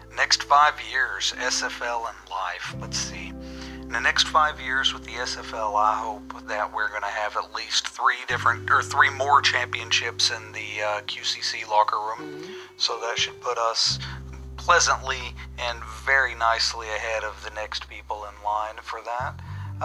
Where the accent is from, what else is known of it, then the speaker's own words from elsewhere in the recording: Kemp, Texas, United States; now in Stockholm, Sweden; my hometown is a small town just outside of Dallas, Texas, called Kemp. I currently live in Stockholm, Sweden, though